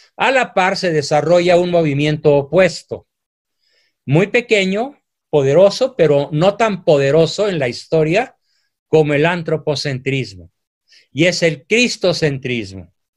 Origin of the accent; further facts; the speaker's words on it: Mexico; mi país